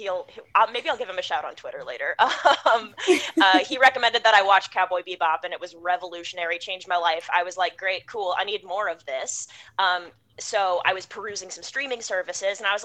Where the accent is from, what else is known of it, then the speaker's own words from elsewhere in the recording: Midwest, United States; now in New York City, United States; I'm American. I grew up in the Midwest, but I live in New York City now